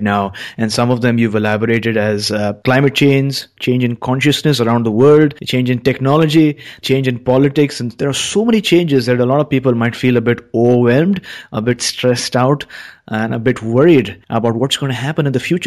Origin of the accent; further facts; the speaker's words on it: Mumbai, Maharashtra, India; now in Vancouver, Canada; now I currently live in Vancouver, Canada, but I'm originally from Mumbai in India